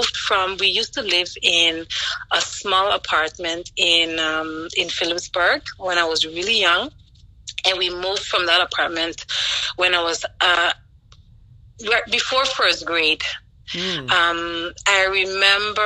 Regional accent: Sint Maarten; moved away as an adult; also born or lived in Philadelphia, United States / London, United Kingdom; now in New Jersey, United States; I was born and raised on the Dutch side of St. Martin

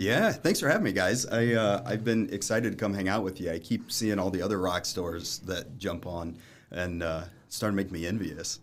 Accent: Lafayette, Indiana, United States; I was born down in Lafayette while they went to Purdue

